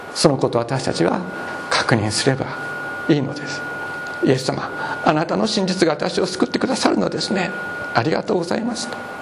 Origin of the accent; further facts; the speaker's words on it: Nagasaki, Japan; 私 は長崎長崎で育ちました